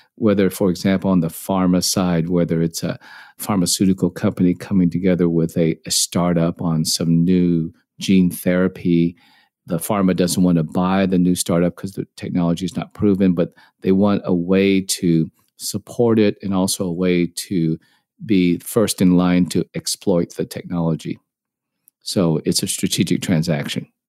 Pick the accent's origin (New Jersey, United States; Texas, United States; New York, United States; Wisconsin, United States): Texas, United States; Dallas; also born or lived in Hong Kong; I grew up in Dallas, played tennis growing up, not very well